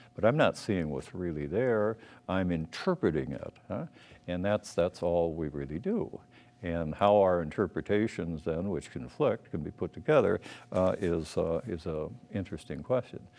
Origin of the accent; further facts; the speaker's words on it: Minneapolis, Minnesota, United States; I was born in Minneapolis